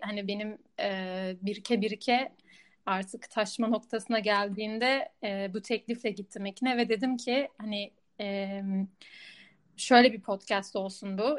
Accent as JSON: {"language": "Turkish", "region": "Istanbul", "country": "Turkey", "tie": "born or raised there", "also_born_or_lived": "Budapest, Hungary", "moved": "as an adult", "lives_now": "Amsterdam, Netherlands", "said": "eski İstanbul'da biriyim, İstanbul'da büyüdüm ama şimdi burası evim diyebilirim"}